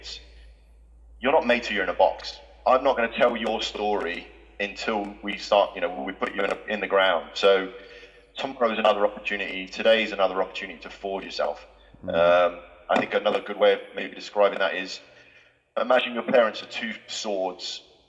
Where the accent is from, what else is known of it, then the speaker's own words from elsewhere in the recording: Galway, Connacht, Ireland; born there; You know, the family I grew up in, I was born in Galway. I think that's probably how we ended up talking. I grew up in an Irish family.